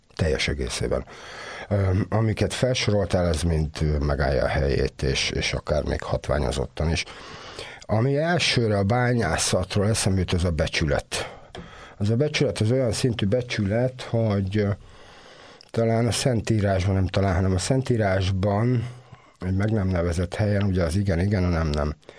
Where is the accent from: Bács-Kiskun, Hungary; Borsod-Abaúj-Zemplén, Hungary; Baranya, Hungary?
Baranya, Hungary; Komló; born or raised there; moved away as an adult; also born or lived in Budapest